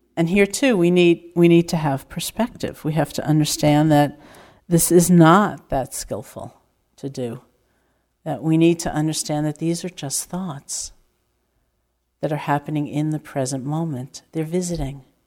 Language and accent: English; New York, United States; I'm from New York